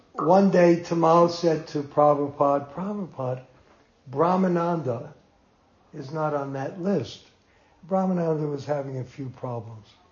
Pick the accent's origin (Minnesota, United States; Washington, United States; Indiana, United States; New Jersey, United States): New Jersey, United States; Jersey City; moved away; also born or lived in New York; I was born in Jersey City in the same hospital